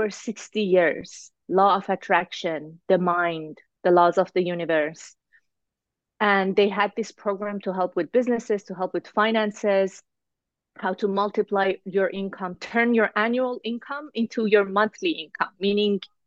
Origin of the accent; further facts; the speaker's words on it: Iran; now in Toronto, Canada; I live in Toronto, Canada. I'm originally from Iran